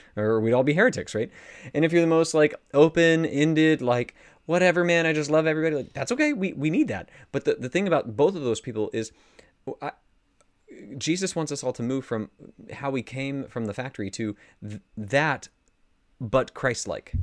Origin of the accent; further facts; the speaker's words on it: United States; as an American